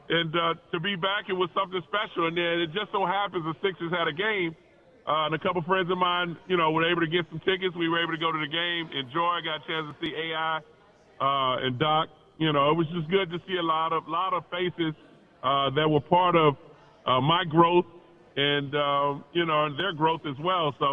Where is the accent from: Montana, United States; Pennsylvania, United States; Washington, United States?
Pennsylvania, United States; Philadelphia; all these guys that we were a part of our family growing up in Philadelphia.